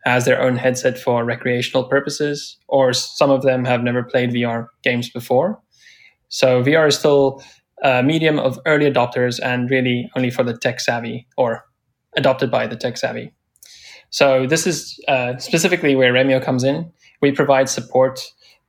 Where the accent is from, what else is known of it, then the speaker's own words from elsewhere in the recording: South Africa; now in San Francisco, United States; I'm originally from South Africa, actually calling from there right now, and currently based in San Francisco